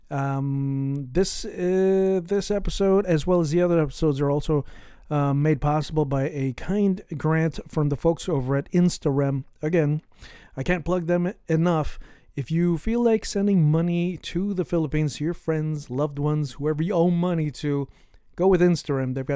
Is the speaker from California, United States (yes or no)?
yes; San Francisco, California, United States; we're also both from the Bay Area, from San Francisco in the Bay Area.